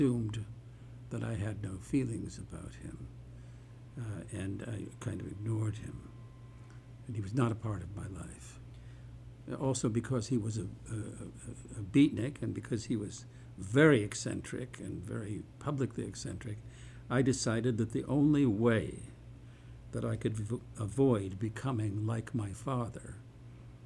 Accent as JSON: {"language": "English", "town": "Detroit", "region": "Michigan", "country": "United States", "tie": "born or raised there", "said": "I was born in Detroit, Michigan, and raised there"}